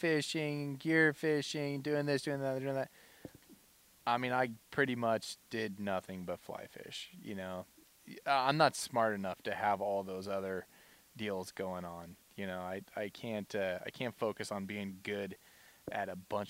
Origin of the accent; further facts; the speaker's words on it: La Pine, Oregon, United States; I grew up in Lapine, Oregon